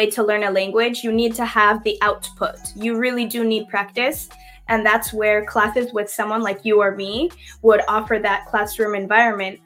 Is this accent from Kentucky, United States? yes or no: no; Seattle, Washington, United States; first language English; I am from Seattle, Washington, born and raised in Seattle. And yes, English is my first language.